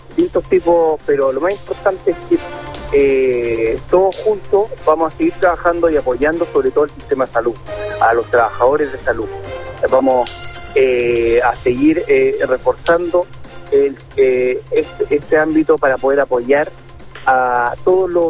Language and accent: Spanish; Chile; Y eso tenemos que luchar como chilenos para que todos tengamos las mismas oportunidades.